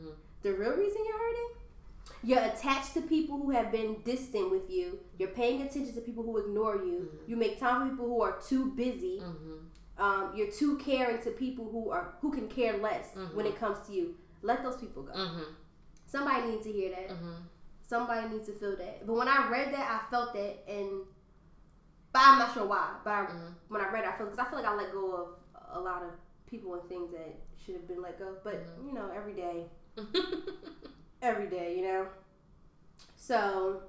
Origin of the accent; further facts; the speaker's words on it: Bloomfield, New Jersey, United States; also born or lived in Orange, New Jersey; I moved to Bloomfield when I was in fourth grade, so that makes me, what, like 9 or 10